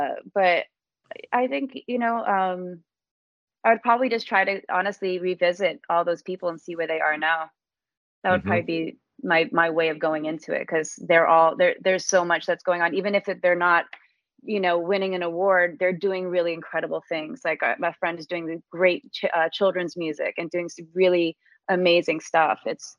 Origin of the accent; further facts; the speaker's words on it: Esher, South East England, United Kingdom; it reminded me of growing up in England and everything. So, cause I grew up in like, it was Esher, Surrey, which is a very small kind of just outside of London, little town.